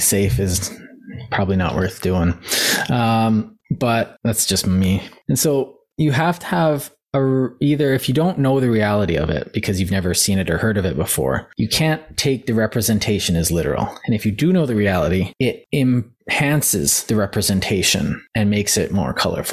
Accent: Canada; I'm from Canada

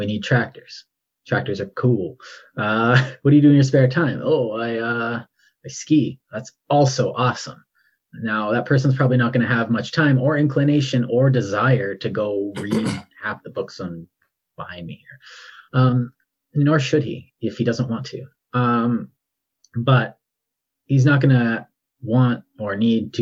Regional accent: Canada; I'm Canadian

